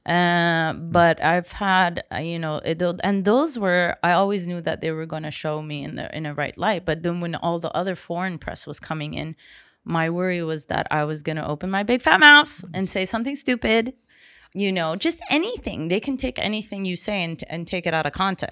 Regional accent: Seychelles; I was raised watching Jaws in Seychelles

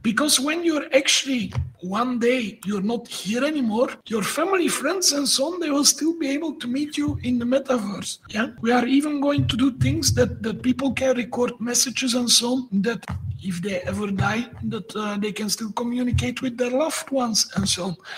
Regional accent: Belgium; moved away as an adult; now in Sofia, Bulgaria; I'm not a Bulgarian. I'm from Belgium, uh, but I moved 12 years ago. I moved to Sofia

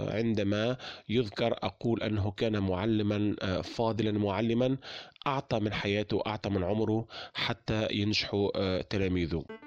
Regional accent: Tunisia; accent: Tunisian; من تونس

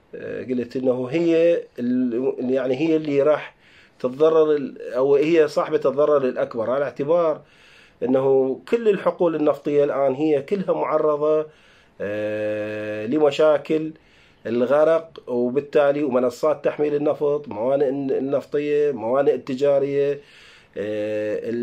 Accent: Iraq; احنا عندنا بالعراق

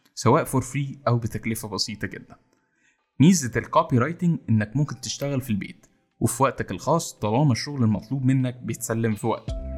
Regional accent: Egypt; إن إحنا كمصريين

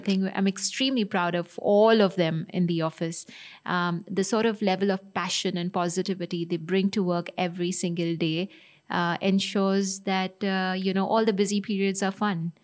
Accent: Dubai, United Arab Emirates; I grew up in Dubai

